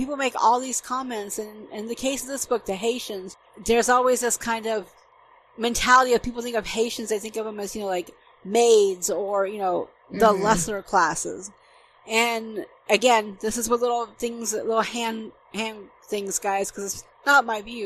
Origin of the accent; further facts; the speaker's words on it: Atlanta, Georgia, United States; moved away as an adult; now in Germany; I'm from Georgia, I'm from Metro Atlanta